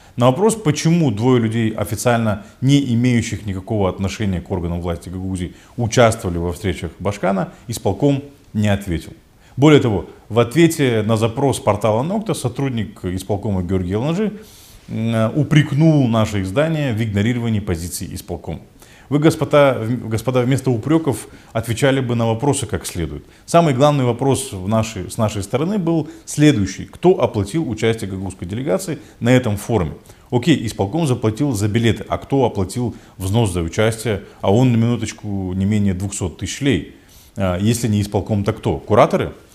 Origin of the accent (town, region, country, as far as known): Moldova